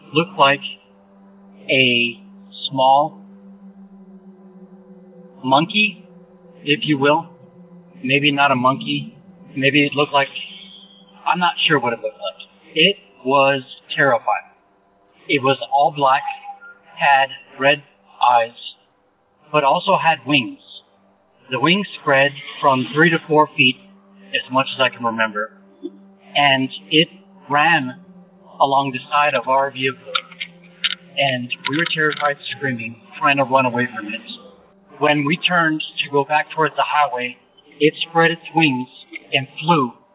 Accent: El Paso, Texas, United States; I am from El Paso, Texas, on the northeast side

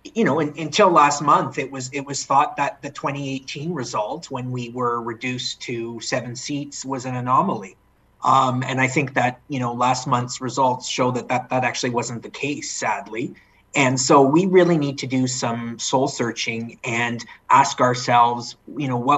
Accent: London, Ontario, Canada; moved away as an adult; now in Toronto, Canada; I'm born and raised in London, Ontario

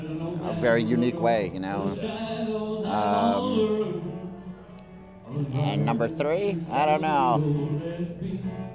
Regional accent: Montreal, Quebec, Canada; born and raised in Montreal.

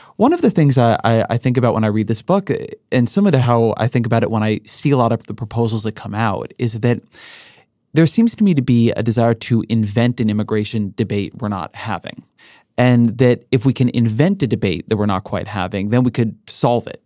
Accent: Orange County, California, United States; I grew up in Orange County. Orange County, California, has a lot of immigration.

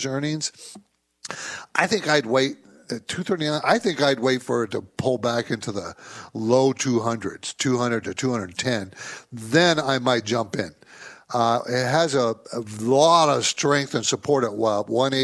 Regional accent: San Diego, California, United States; I grew up in San Diego

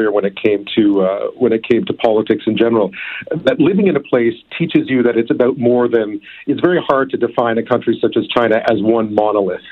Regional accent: Montreal, Quebec, Canada; moved away; also born or lived in Edmonton / Toronto / Ottawa / Beijing; I was brought up in Montreal

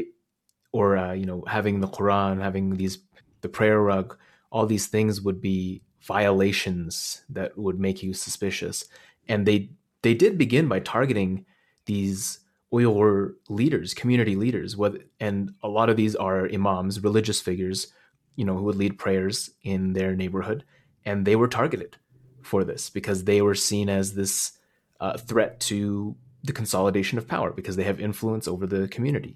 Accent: Hotan, Xinjiang, China; now in Canada; my hometown, Joten, which is this oasis city in the, kinda like right on the edge of the desert.

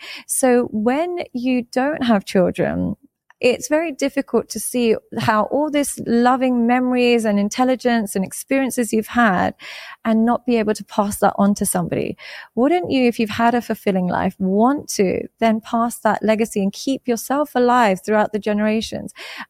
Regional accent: Pakistan; I am Muslim. I'm Pakistani, so we grew up Muslim.

